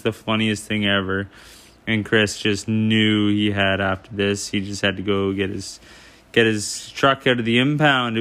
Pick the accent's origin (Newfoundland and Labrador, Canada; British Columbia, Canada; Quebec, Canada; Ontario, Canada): Ontario, Canada; now in Vancouver, Canada; Ontario originally, and I live in Vancouver now.